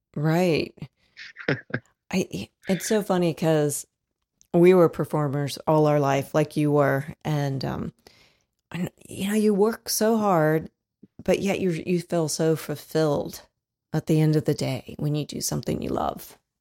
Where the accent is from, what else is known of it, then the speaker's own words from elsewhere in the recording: Dayton, Ohio, United States; now in Fort Wayne, United States; I'm from Dayton, Ohio originally. I'm a transplant